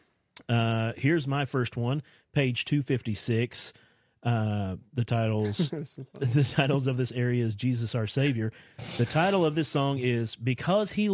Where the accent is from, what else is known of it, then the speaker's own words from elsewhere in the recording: Eastern Kentucky, United States; growing up in Eastern Kentucky in the Nazarene Church area